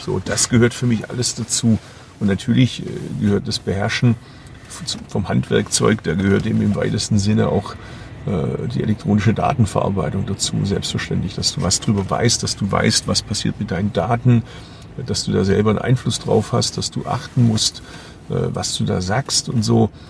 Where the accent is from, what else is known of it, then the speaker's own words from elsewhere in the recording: Bad Urach, Baden-Württemberg, Germany; moved away; die Region, aus der ich stamme, Urach